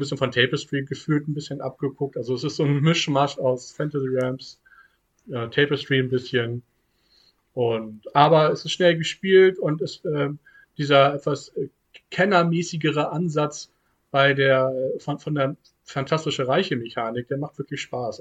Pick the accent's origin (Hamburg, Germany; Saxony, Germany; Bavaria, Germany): Hamburg, Germany; Ich komme ja nun mal aus Hamburg